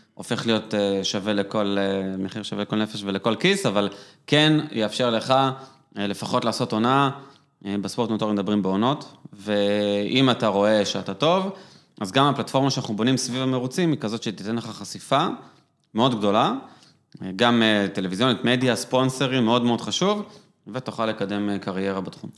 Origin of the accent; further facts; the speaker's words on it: Israel; גדלתי במושב